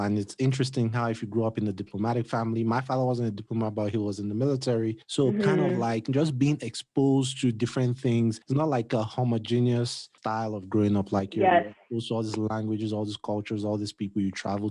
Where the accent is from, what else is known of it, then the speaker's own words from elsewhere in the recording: Nigeria; I'm Nigerian